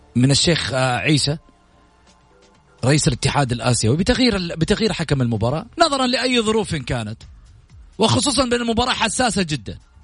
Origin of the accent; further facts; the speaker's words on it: Saudi Arabia; احنا كسعوديين